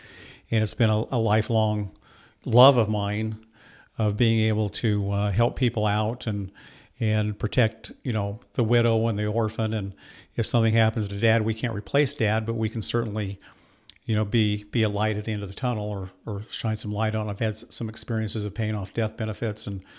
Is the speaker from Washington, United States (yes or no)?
yes; Washington, United States; I was raised in Washington State on a farm, southeastern Washington State. My parents are from Idaho, so pretty conservative. We had a sugar beet farm in southeastern Washington.